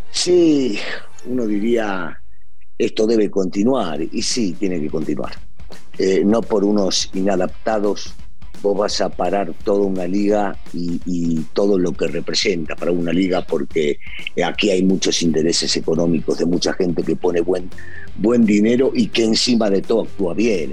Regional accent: Argentina; now in Mexico

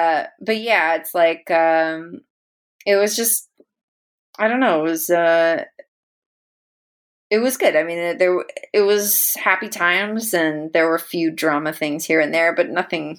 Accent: Philippines; my name was so Spanish, and I am Spanish Filipino, but I do not look it.

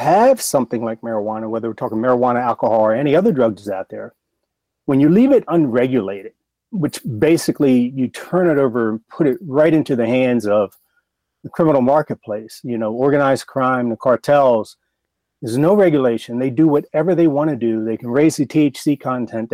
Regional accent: Baltimore, Maryland, United States; I grew up in Baltimore. I'm from Baltimore.

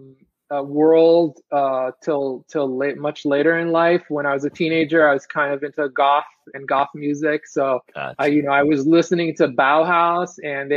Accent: Israel; moved away as an adult; also born or lived in Brooklyn, New York; now in Queens, United States; I'm originally from Israel, actually. Okay. I was born in Israel, and I came here to study illustration

